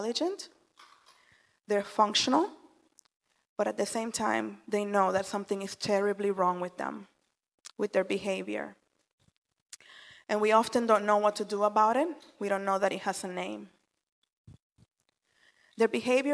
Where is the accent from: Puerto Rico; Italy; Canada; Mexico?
Puerto Rico; moved away; I was born and raised in the Caribbean island of Puerto Rico